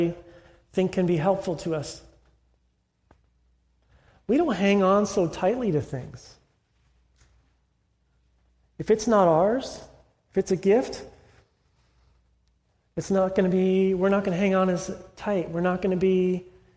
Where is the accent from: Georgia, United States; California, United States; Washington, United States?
California, United States; moved away; I'm from California